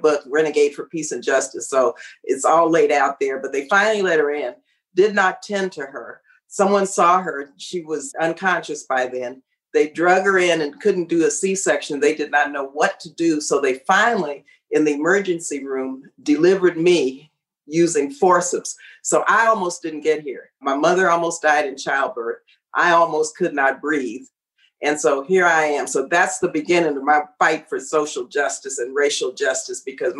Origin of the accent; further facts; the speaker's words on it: El Paso, Texas, United States; I was born and raised in El Paso, Texas.